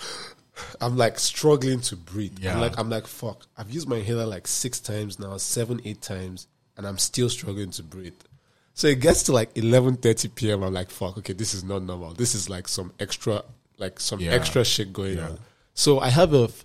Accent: Nigeria; moved away; as a Nigerian guy

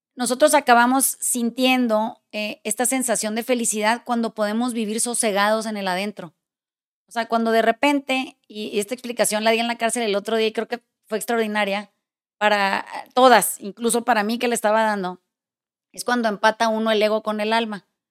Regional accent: Mexico; soy mexicana

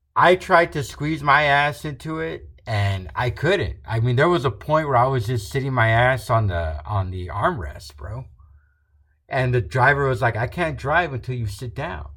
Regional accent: Rio Grande Valley, Texas, United States; where we're from, we're from the Rio Grande Valley, very south border of Texas

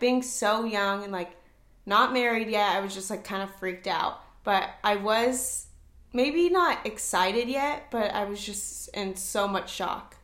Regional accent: Orange County, California, United States; moved away as an adult; also born or lived in Tennessee; now in Nashville area, Tennessee, United States; I'm originally from Orange County, California, but I moved to Tennessee.

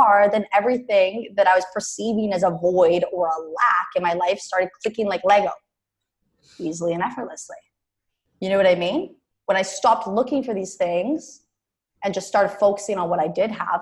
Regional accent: Canada; moved away as an adult; also born or lived in Mexico; I was from Canada

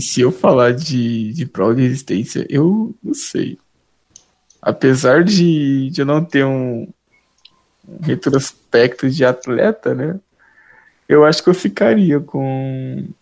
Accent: Taquaritinga, São Paulo, Brazil; sou natural de Itaquaritinga, que é pertinho de Grão Preto

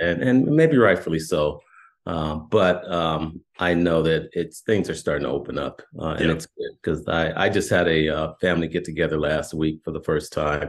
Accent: Milpitas, California, United States; born or raised there

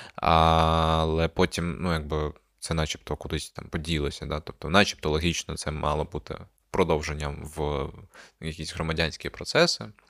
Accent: Crimea, Ukraine; moved away; ми зростали в Криму, де якби е, політичне поле не існує

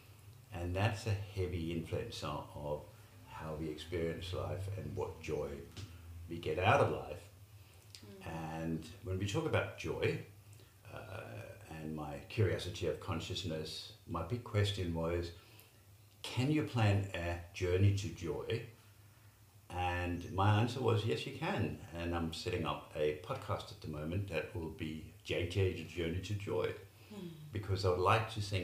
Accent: Denmark; also born or lived in Middle East / London; now in Australia; I was born in Denmark. I lived in the Middle East for a while. I lived in London for a while and lived in Australia

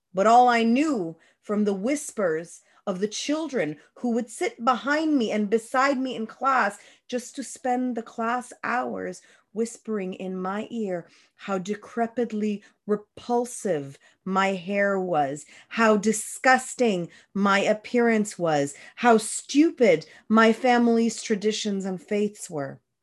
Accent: Moncton, New Brunswick, Canada; I was born in Moncton, New Brunswick in nineteen eighty-four, which means I hit the school system late eighties, early nineties

